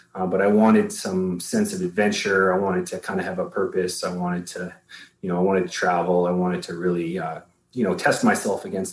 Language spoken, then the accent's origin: English; Canada; I'm a Canadian citizen